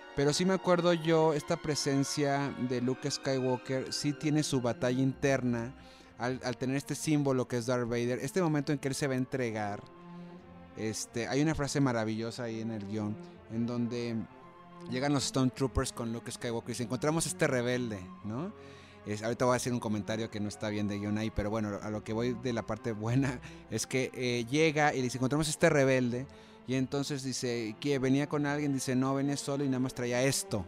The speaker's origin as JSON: {"language": "Spanish", "town": "Monterrey", "region": "Nuevo León", "country": "Mexico", "said": "como buen regio"}